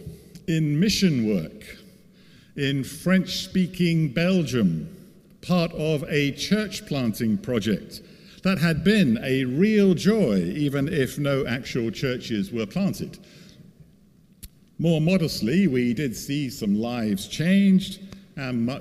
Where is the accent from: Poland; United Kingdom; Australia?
United Kingdom; a London suburb; preaching in my hometown church in a London suburb